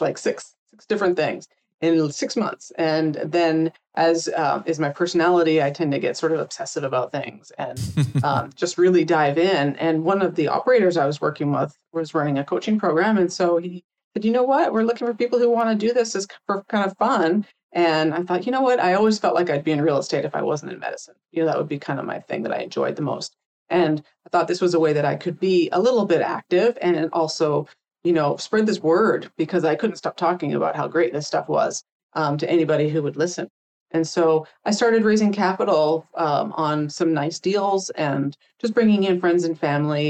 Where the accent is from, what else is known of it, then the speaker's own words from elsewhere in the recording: Canada; moved away as an adult; now in United States; I came from Canada originally, came down here to work.